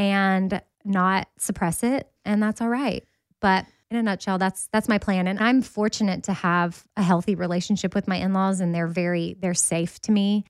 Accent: Texas, United States; I'm from Texas

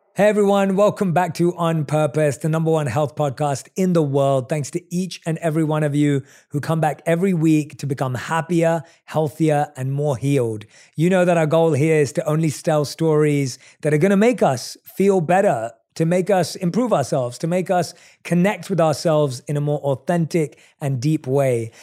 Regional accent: London, United Kingdom; moved away as an adult; now in Los Angeles, United States; I'm someone who was born and raised in London, but now lives in L

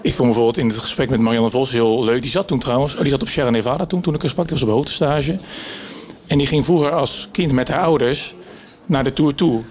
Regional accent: Netherlands; als Nederlanders

